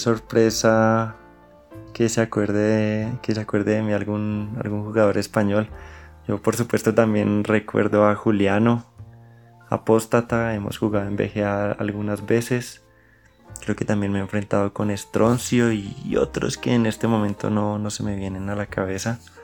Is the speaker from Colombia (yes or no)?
yes; Colombia